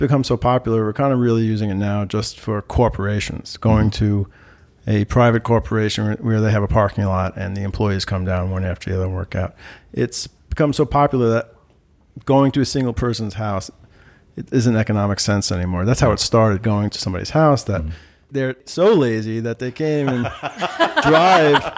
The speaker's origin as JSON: {"language": "English", "region": "New York", "country": "United States", "said": "I'm from New York"}